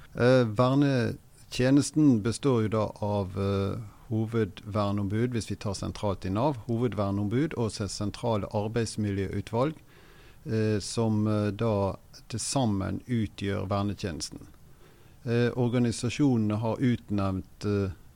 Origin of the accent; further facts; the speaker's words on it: Bergen, Vestland, Norway; Jeg kommer fra Bergen, har drevet pendlervirksomhet etter å ha vært ukependler i Oslo tidlig på 90-tallet